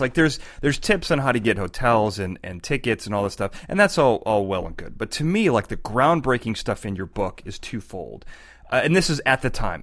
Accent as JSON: {"language": "English", "town": "Chicago", "region": "Illinois", "country": "United States", "moved": "yes", "lives_now": "California, United States", "said": "I'm from Chicago. I moved to California"}